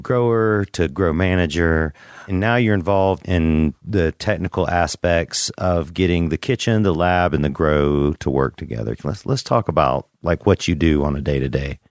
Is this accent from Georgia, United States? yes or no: yes; Macon, Georgia, United States; I'm from Macon, Georgia, Mac Town.